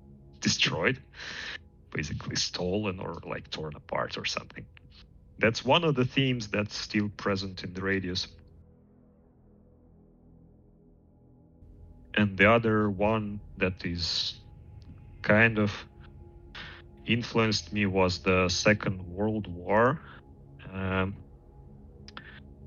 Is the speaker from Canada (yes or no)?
no; Estonia; I was born in Estonia, but not in Tallinn. Grew up in a small city